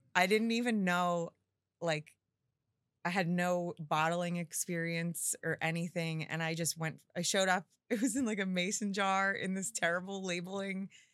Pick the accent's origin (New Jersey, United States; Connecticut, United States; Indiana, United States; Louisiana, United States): New Jersey, United States; Forked River; I grew up in Fork Ridge River on the water